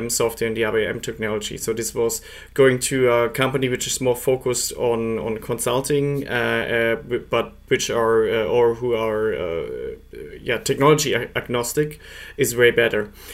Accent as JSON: {"language": "English", "town": "Munich", "region": "Bavaria", "country": "Germany", "moved": "as an adult", "lives_now": "Switzerland", "said": "I'm originally from Munich, but I'm based in Switzerland"}